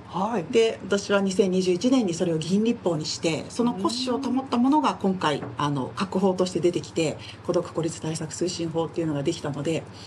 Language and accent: Japanese; Nagoya, Aichi, Japan; 私も名古屋で生まれ育ったので